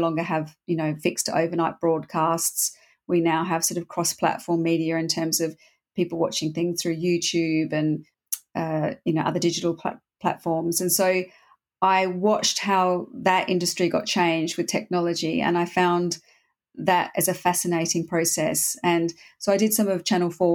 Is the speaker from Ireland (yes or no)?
no; Australia; moved away as an adult; also born or lived in Berlin / Europe; I grew up in Australia, so I left Australia and I came over to Europe